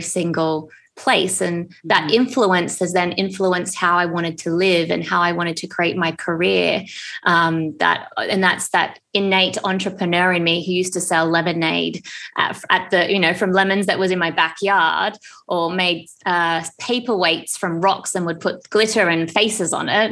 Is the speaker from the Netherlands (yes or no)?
no; Australia; moved away as an adult; also born or lived in Japan / London, United Kingdom; now in Bali, Indonesia; I think growing up in Australia